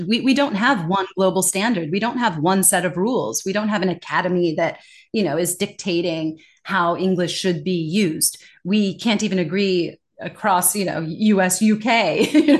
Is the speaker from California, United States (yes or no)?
yes; California, United States; moved away as an adult; also born or lived in Denmark; now in Singapore; I was born and raised in California, not far from that gorgeous Golden Gate Bridge